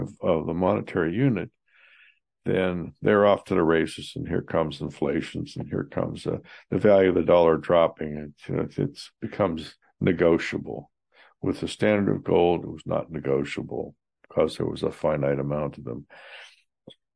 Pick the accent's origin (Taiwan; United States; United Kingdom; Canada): United States; Johnstown; having personally experienced 26% unemployment in my hometown of Johnstown